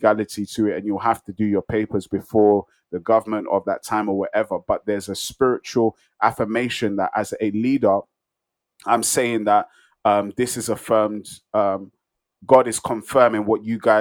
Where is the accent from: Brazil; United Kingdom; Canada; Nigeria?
Nigeria; I'm a Nigerian